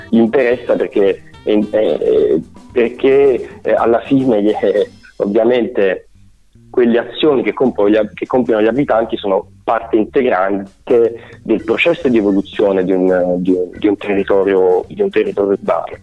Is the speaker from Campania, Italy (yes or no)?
yes; Avellino, Campania, Italy; moved away as an adult; nato ad Avellino, {S0} okay, {S1} ho vissuto ad Avellino